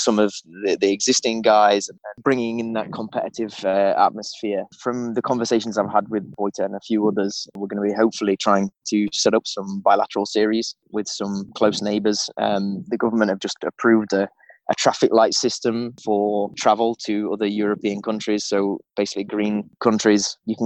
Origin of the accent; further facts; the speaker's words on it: Midlands, United Kingdom; accent: Midlands; moved away as an adult; now in Czech Republic; my Midlands accent